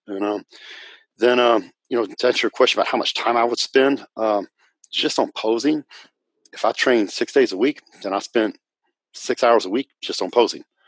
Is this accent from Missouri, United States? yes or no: no; Northwest Texas, United States; also born or lived in Dallas-Fort Worth, Texas; I'm from Texas, and um, and I grew up in a little town in Northwest Texas